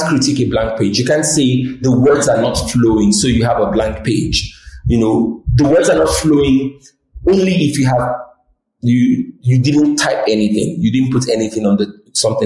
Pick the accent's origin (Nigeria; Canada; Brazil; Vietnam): Nigeria; I'm Nigerian